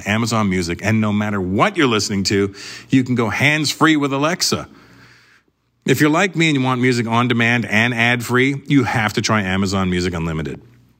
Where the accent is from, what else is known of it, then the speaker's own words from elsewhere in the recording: Canada; I'm Canadian